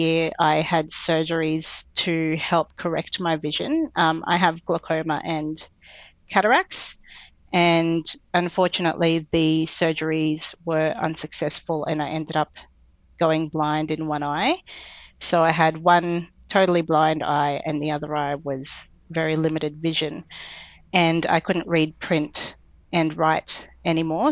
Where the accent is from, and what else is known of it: Brisbane, Queensland, Australia; born or raised there; also born or lived in Philippines / Canberra